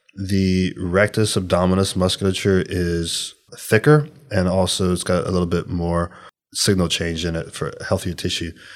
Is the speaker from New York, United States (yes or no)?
no; Louisiana, United States; I'm from Louisiana